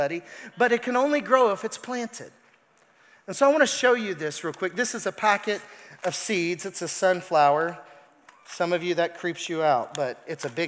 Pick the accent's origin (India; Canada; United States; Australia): United States; Arkansas; I'm from Arkansas